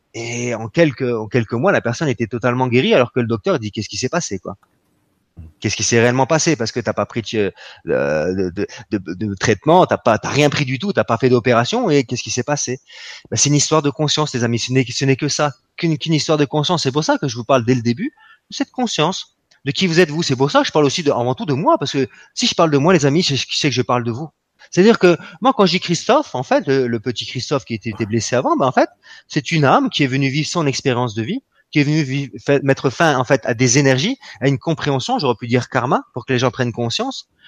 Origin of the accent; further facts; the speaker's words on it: France; nous nous sommes des Français